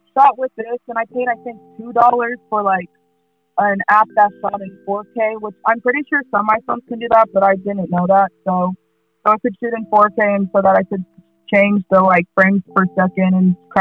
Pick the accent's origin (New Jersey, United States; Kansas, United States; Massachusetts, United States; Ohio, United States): Kansas, United States; I'm from Kansas, so it's the weather's bipolar as hell